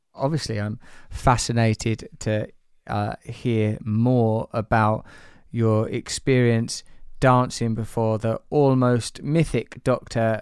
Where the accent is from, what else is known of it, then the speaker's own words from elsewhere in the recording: United Kingdom; I'm British.